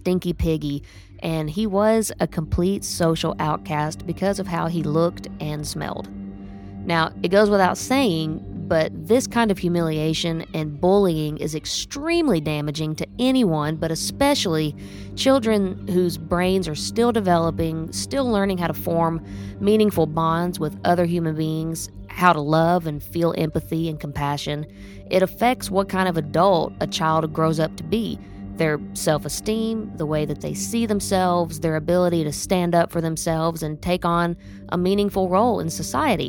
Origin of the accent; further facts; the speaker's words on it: Oklahoma, United States; I grew up in Oklahoma in the country